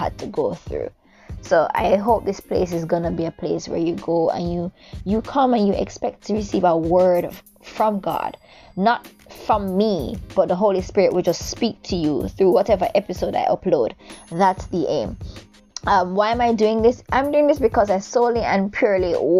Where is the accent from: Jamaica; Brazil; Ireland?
Jamaica; now in Japan; I am Jamaican. I am a Jamaican currently living in a beautiful set of islands called Japan